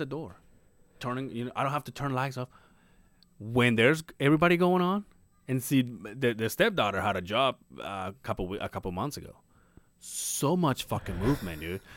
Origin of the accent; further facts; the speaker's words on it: Mérida, Yucatán, Mexico; moved away; my hometown is Merida, but they call it La Blanca Merida